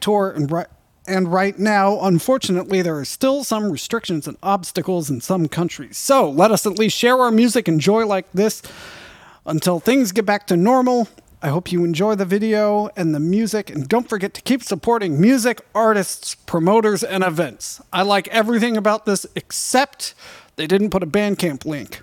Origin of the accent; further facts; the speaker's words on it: United States; I'm American.